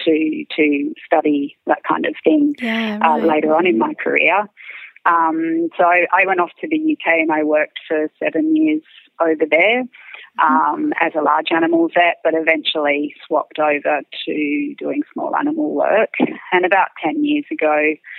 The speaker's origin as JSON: {"language": "English", "town": "Dubbo", "region": "New South Wales", "country": "Australia", "tie": "born or raised there", "said": "I grew up in Dubbo"}